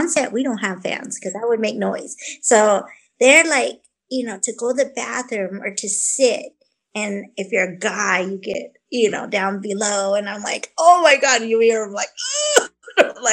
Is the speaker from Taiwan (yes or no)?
no; Vancouver, British Columbia, Canada; I was born in Vancouver